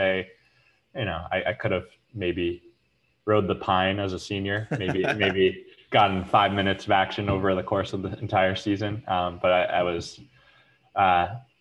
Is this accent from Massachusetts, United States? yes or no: no; New York, United States; I'm actually born and raised in New York, live in Brooklyn to this date